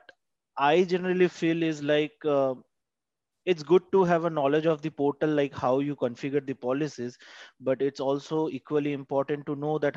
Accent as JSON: {"language": "English", "country": "India", "said": "I'm from India"}